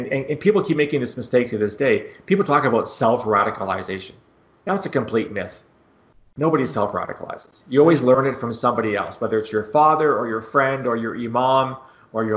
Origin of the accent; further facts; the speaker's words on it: Canada; I'm Canadian